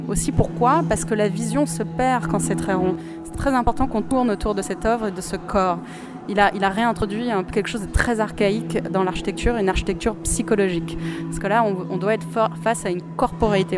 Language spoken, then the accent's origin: French; Luxembourg; je suis luxembourgeoise.